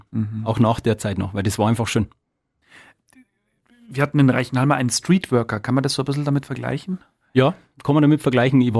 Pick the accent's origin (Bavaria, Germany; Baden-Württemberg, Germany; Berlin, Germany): Bavaria, Germany; Petting; Nein, überhaupt nicht. Ich komme ja aus Petting